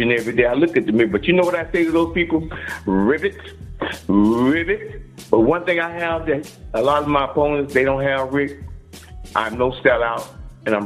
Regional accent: United States; I was born in the United States of America

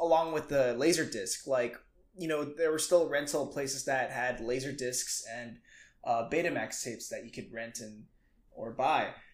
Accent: Indonesia; moved away; I grew up in Indonesia, mm-hmm. and I grew up in just a pretty small town

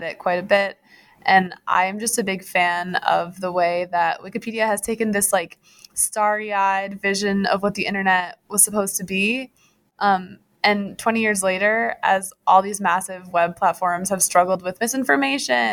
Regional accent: Grand Rapids, Michigan, United States; I grew up in Grand Rapids, Michigan

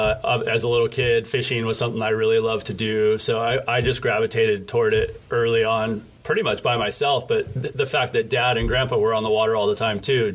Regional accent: Newport Beach, California, United States; I am. I grew up in Newport Beach.

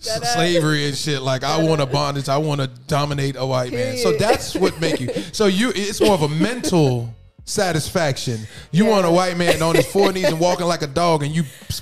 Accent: New York, United States; now in Florida, United States; I'm born in New York and I've lived in Florida for a long time.

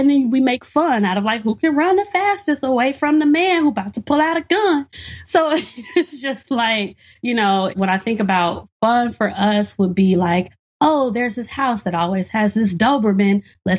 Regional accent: Gary, Indiana, United States; And growing up in Gary, Indiana, during the 90s, when it was the murder capital of the world, there was a lot of ridiculous stuff happening

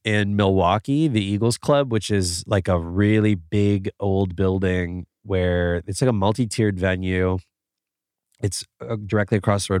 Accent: Canada; And I'm from Canada. We got crazy rules.

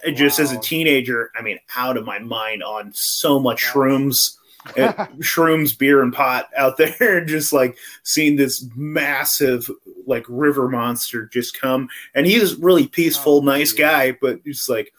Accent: Humboldt County, California, United States; I grew up in Humboldt County, if you know where that is. That's, like, Eureka, California, that area up north

